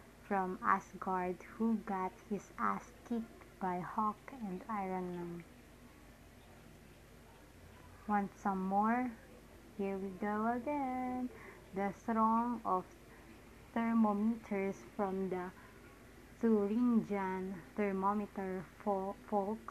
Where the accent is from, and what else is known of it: Parañaque, Metro Manila, Philippines